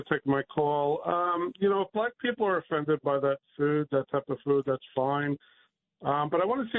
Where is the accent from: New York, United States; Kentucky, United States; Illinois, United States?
New York, United States; my parents came here in the 60s from Ireland. I never, ever heard of or seen corned beef and cabbage cooked in my house or any of the other Irish Americans I grew up with in New York